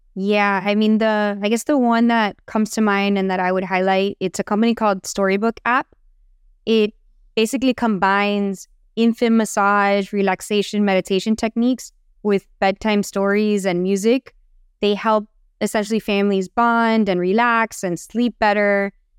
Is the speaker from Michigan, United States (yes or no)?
no; Miami, Florida, United States; I'm born and raised in Miami